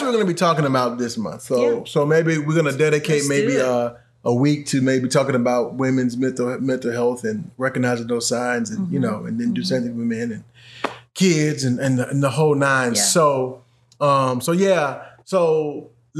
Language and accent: English; United States; we as an American culture